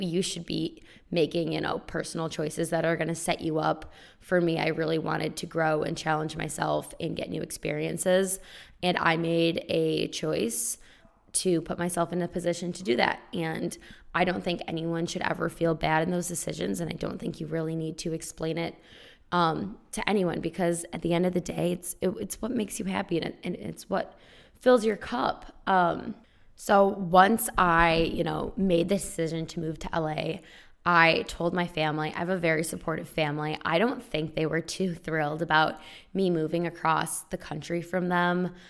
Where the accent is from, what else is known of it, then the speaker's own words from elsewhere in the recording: small town four hours west of Chicago, Illinois, United States; moved away as an adult; also born or lived in Champaign-Urbana, Illinois; now in Los Angeles, United States; I am originally from a small town four hours west of Chicago. And then I went to college in state